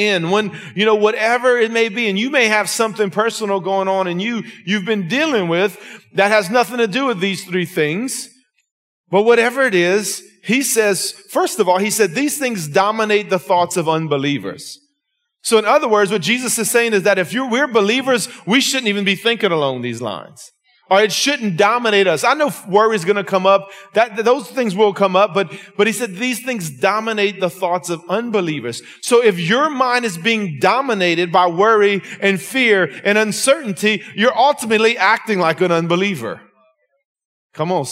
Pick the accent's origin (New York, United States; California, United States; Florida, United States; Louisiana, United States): Louisiana, United States; Lafayette; I'm from Lafayette, Louisiana, Scott, South Louisiana